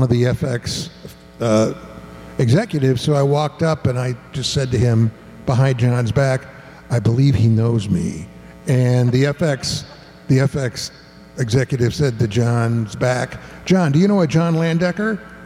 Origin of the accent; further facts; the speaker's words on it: Ann Arbor, Michigan, United States; I'm from Ann Arbor, Michigan